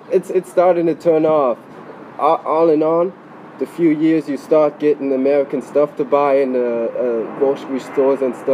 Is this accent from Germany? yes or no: yes; Germany; it was pretty good. Well, I had my uh, aunt and my grandma and my cousin and some some to, yeah, we had a, a pretty good. I had a good childhood over there